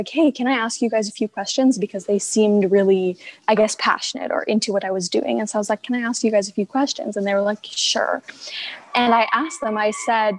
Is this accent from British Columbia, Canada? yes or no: yes; Prince George, British Columbia, Canada; also born or lived in Quesnel; I've actually lived in Prince George almost my whole life, but a fun fact about me is that I was born in Quesnel